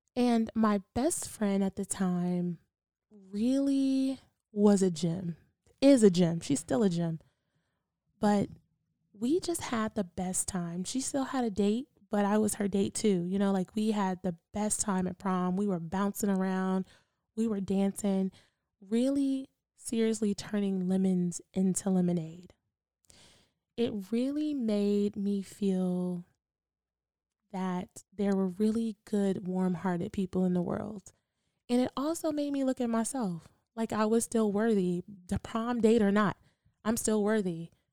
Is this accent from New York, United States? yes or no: no; Durham, North Carolina, United States; Growing up in Durham was really interesting